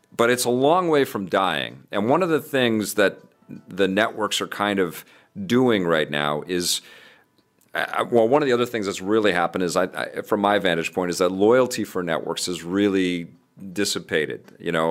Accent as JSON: {"language": "English", "town": "Vancouver", "region": "British Columbia", "country": "Canada", "tie": "born or raised there", "said": "in Kitsilano where I grew up in Vancouver"}